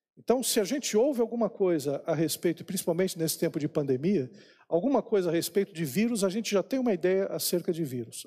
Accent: São Paulo, Brazil; eu nasci eh, lá em São Paulo, na maternidade lá na Praça da Árvore.

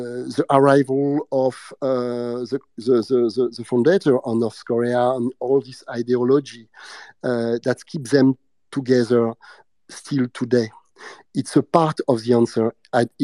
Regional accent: France; accent: French; English is a second language; my bad English and my French accent

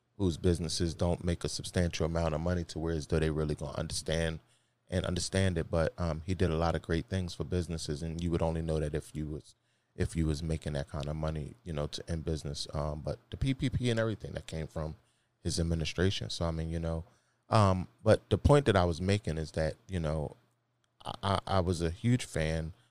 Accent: Philadelphia, Pennsylvania, United States; I'm from Philly.

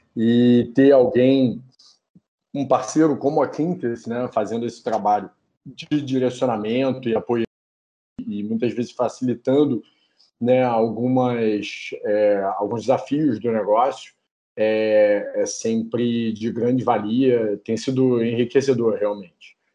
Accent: Petrópolis, Rio de Janeiro, Brazil; Petrópolis, que é da onde eu sou, é da onde eu nasci, né? É aonde eu nasci

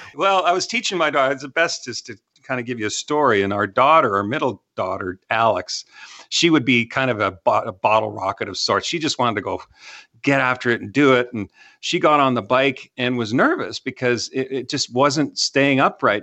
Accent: Canada; now in Texas, United States; I'm from Canada. I didn't know what a bottle rocket was until I moved down to Texas

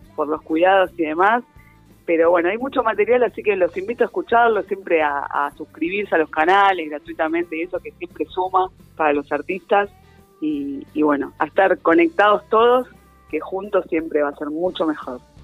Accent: Argentina; como argentinos

